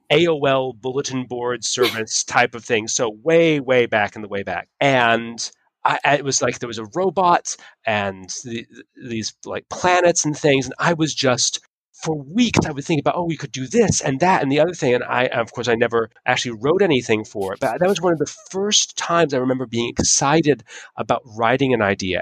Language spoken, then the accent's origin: English; Utah, United States; moved away; I was from I was from Utah